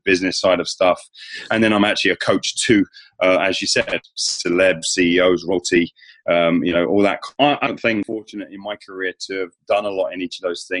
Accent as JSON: {"language": "English", "region": "England", "country": "United Kingdom", "said": "as an Englishman"}